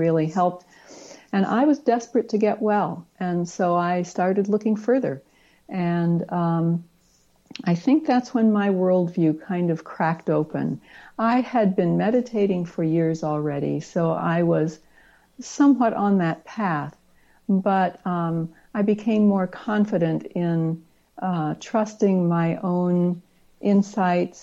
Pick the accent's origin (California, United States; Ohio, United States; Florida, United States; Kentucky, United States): Ohio, United States; I grew up in Ohio